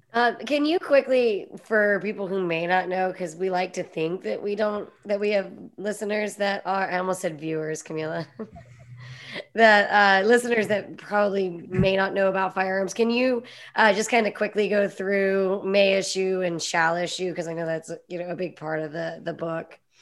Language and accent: English; Pennsylvania, United States; I grew up in Pennsylvania where it was super socially acceptable to open carry